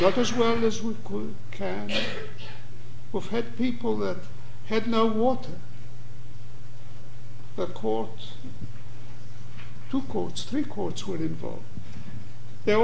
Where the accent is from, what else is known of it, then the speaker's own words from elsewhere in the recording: Greece; us Greeks.